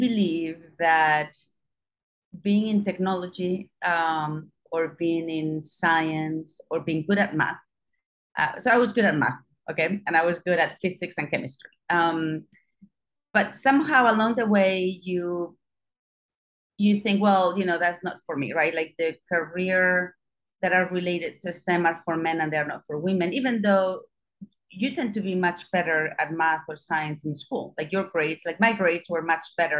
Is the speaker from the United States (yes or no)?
no; Spain; moved away; I don't come from the US, I don't come from the UK, I come from Spain. I was still born during a dictatorship in Spain. You know, so my schooling